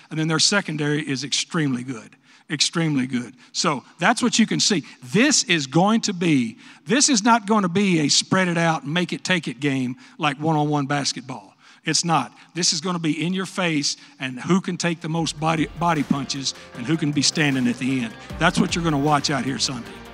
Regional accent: West Texas, United States; moved away; I'm from West Texas

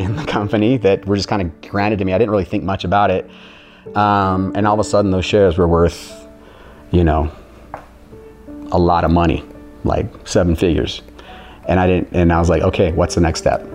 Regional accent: St. George, Utah, United States; moved away as an adult; also born or lived in Orange County, California; we moved away from Orange County, back to the hometown of Utah, back to St. George

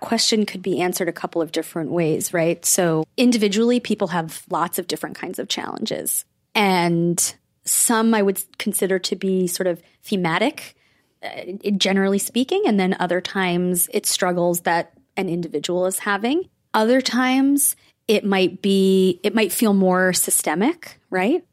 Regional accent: Rockland County, New York, United States; I grew up in Rockland County.

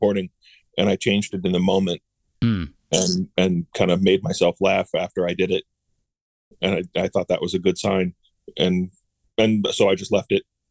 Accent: Charlottesville, Virginia, United States; I grew up in Virginia in Charlottesville

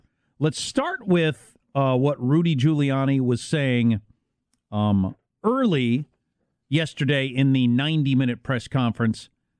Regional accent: United States

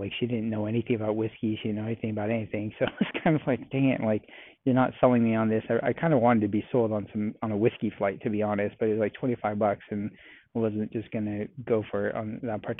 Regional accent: California, United States; now in Texas, United States; I'm from California

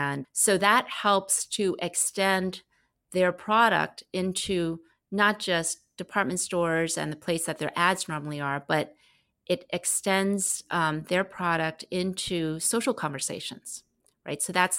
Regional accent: United States; And I was like, I'm from America and we don't really memorize things, especially in a different language than the language we grew up in.

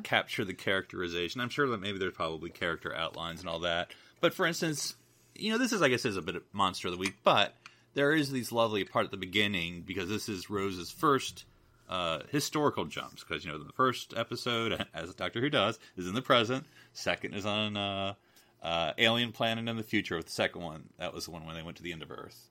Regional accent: United Kingdom; I'm just a British

